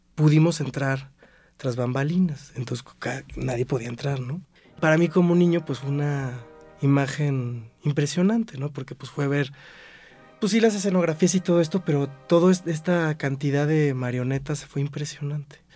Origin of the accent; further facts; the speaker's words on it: Cuernavaca, Morelos, Mexico; also born or lived in Xalapa, Veracruz; Soy originario de Jalapa, Veracruz, pero desde muy chiquito me fui a vivir a Cuernavaca y pues ahí es donde radico